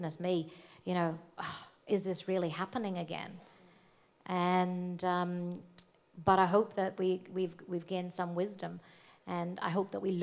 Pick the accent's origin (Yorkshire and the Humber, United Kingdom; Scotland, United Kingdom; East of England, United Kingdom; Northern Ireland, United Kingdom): Northern Ireland, United Kingdom; accent: North Antrim Coast; moved away as an adult; now in Australia; growing up in Ireland, the trouble started in 1967, the year I was born